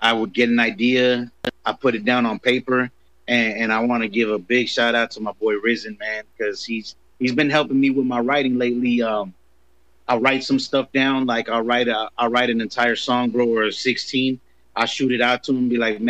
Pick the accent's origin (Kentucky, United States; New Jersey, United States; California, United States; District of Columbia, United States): California, United States; Los Angeles; also born or lived in Compton, California; I was raised in South Central